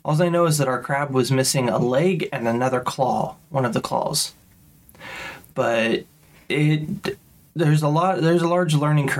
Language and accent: English; Midwest, United States; born or raised there